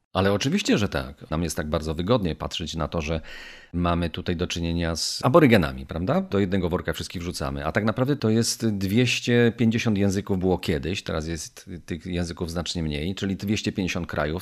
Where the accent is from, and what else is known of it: Poland